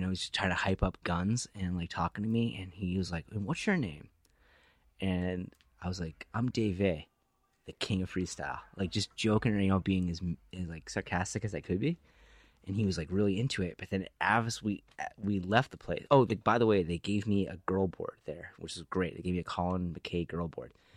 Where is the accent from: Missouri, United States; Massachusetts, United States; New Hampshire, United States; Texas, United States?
New Hampshire, United States; moved away; where I grew up in New Hampshire